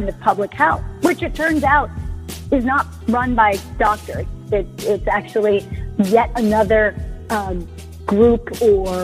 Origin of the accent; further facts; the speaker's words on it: Jamaica; now in Los Angeles, United States; I'm an immigrant from Jamaica